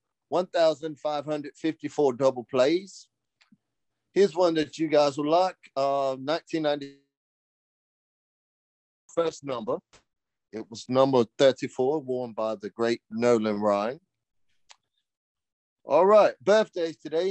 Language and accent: English; United Kingdom; I am British